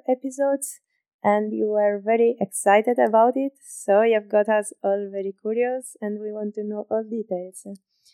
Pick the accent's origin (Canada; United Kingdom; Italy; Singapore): Italy; moved away as an adult; now in Munich, Germany; I come from Italy and I'm in Munich since 6 years almost already